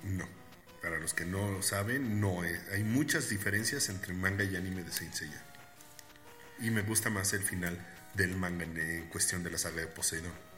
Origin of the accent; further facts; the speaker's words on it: Puebla, Mexico; nosotros somos de Puebla, para los que no sepan, somos poblanos